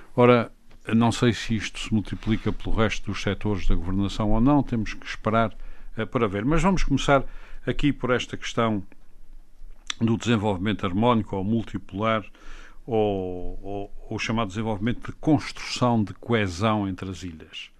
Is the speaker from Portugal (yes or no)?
yes; Azores, Portugal; enquanto açorianos não sabíamos na primária o que era um comboio